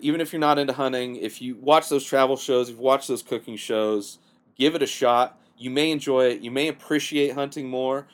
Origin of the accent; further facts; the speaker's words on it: Southern California, United States; I grew up in Southern California